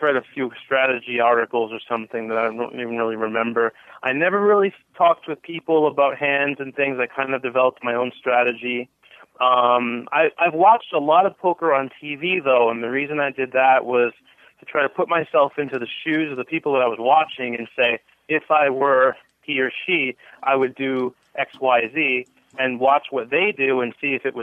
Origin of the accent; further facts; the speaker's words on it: Cranston, Rhode Island, United States; moved away as an adult; also born or lived in Boston, Massachusetts; now in Las Vegas, United States; I grew up in Cranston.